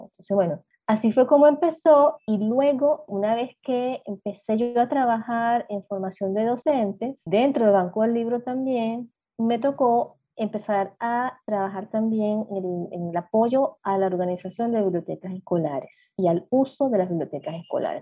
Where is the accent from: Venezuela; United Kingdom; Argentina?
Venezuela; eastern coast of Venezuela, eastern Venezuela; also born or lived in Caracas; yo soy del interior del país, aunque yo nací en Caracas, crecí en provincia, en la costa